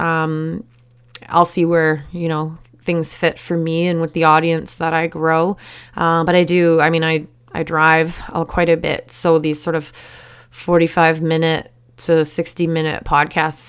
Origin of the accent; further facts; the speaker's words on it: Surrey, British Columbia, Canada; I grew up in Surrey, which is a suburb of Vancouver